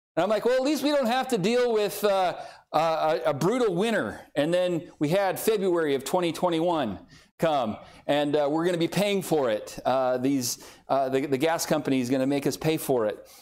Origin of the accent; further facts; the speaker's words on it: Southern California, United States; moved away as an adult; now in Oklahoma, United States; I grew up in Southern California and on the San Andreas Fault Line